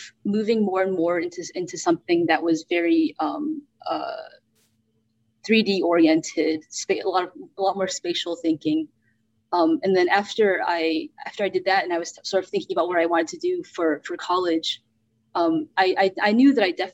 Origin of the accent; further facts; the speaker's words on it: Birmingham, Alabama, United States; also born or lived in North Carolina; now in Houston, United States; I was born in North Carolina. Very early on, we moved to Birmingham, Alabama, which is where I grew up